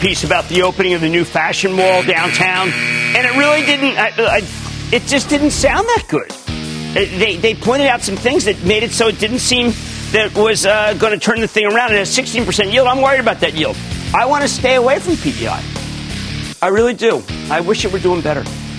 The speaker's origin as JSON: {"language": "English", "region": "New Jersey", "country": "United States", "said": "I'm from Clean Jersey."}